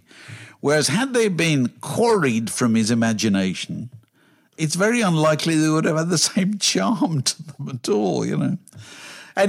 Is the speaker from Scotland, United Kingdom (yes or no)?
no; Virginia Water, South East England, United Kingdom; which is quite remarkable when you consider that I grew up in Virginia Water and I've gone to college goldsmiths.